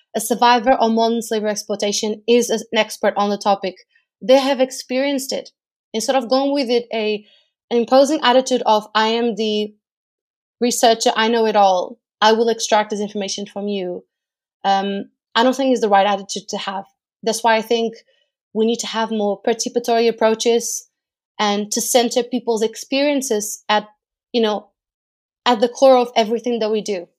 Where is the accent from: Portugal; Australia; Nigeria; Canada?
Portugal; moved away as an adult; now in United Kingdom; I am from Portugal. I lived in the U K for over five years now